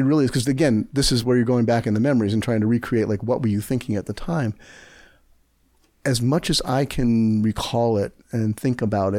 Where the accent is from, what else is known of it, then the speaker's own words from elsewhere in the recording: New Jersey, United States; We moved to New Jersey, which I call my hometown because that's where I, you know, spent my adolescence, and it was the only place I ever lived for years at a time in my childhood.